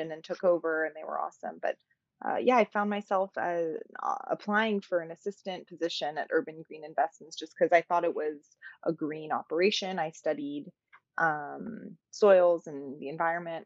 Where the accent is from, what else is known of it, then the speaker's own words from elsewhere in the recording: San Francisco, California, United States; was born and raised in San Francisco to Persian, awesome, beautiful Persian parents